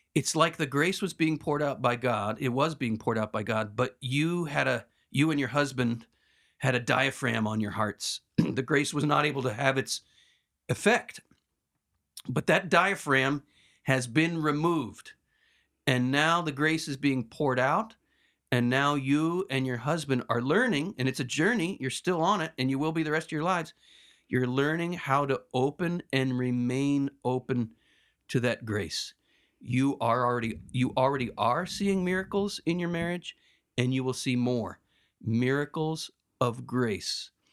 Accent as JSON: {"language": "English", "country": "United States", "said": "I'm such an American"}